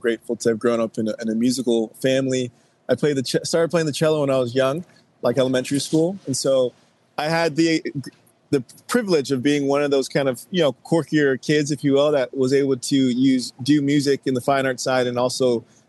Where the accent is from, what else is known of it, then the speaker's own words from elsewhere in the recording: Texas, United States; now in Nashville, United States; I'm from Texas originally. I currently live in Nashville, but I'm from Texas.